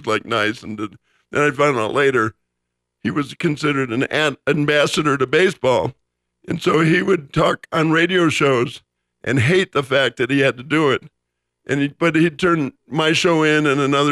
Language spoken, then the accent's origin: English; Los Angeles, California, United States; also born or lived in Chicago, Illinois; I moved from Chicago to Los Angeles in the summer of 59